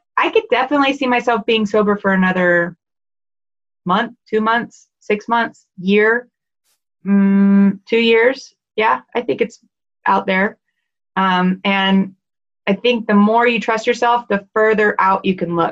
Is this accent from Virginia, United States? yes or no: no; Dallas, Texas, United States; moved away; I'm from Dallas originally